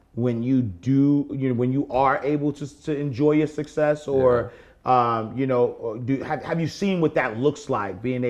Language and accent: English; New York City, New York, United States; I'm from the projects though, right? I grew up in the St. Nicholas houses